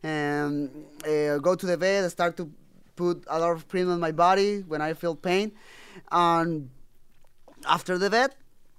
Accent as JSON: {"language": "English", "country": "Mexico", "second_language": "English", "said": "But I'm from Mexico, and the people still thinking, you know, when you talk about CBD, or like"}